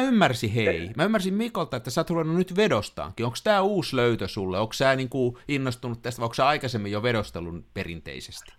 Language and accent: Finnish; Tampere, Pirkanmaa, Finland; mä oon tamperelainen